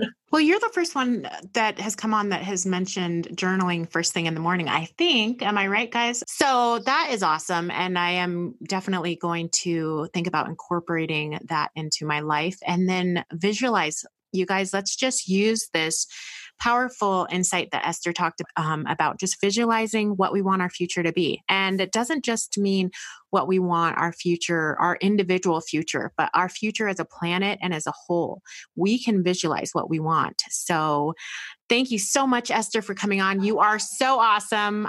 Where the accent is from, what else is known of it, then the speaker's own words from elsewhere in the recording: United States; us as American women